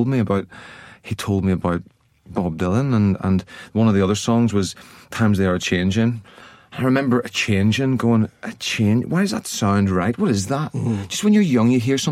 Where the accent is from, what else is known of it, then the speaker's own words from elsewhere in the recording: Ireland; I grew up in Ireland